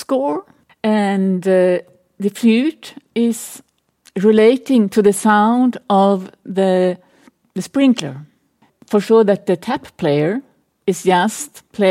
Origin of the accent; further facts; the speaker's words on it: small city outside Stockholm, Stockholm County, Sweden; now in Berlin, Germany; I grew up in Sweden, in a small city outside of Stockholm